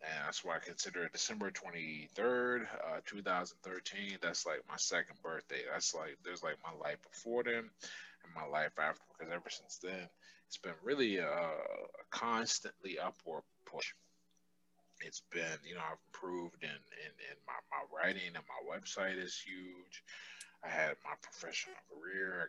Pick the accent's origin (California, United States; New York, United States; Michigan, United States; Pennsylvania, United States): Pennsylvania, United States; Pittsburgh; I was born and raised here in Pittsburgh